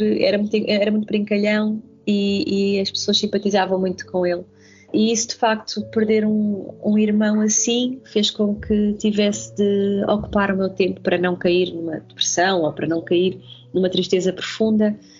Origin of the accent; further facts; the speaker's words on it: Setúbal, Portugal; as próprias expressões muito características de Setúbal eu desconhecia. E, e então no, no, quinto ano tive de, de reaprender